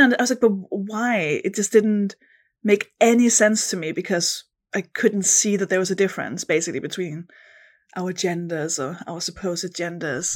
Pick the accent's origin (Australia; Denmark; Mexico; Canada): Denmark; accent: Danish; English is a second language; moved away as an adult; now in London, United Kingdom; I am from Denmark. That's the accent, the weird accent you can hear. But I've lived in London, in the U K for about I mean, almost a decade